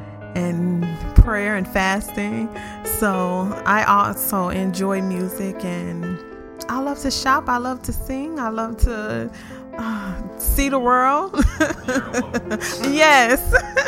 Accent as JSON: {"language": "English", "town": "Orlando", "region": "Florida", "country": "United States", "tie": "born or raised there", "said": "Born and raised, Orlando, Florida. Don't want to move anywhere else. I'm very comfortable here."}